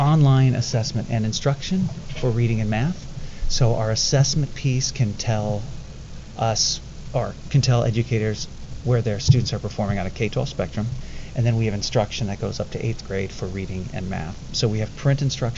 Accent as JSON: {"language": "English", "town": "Indianapolis", "region": "Indiana", "country": "United States", "said": "I'm from Indianapolis, Indiana."}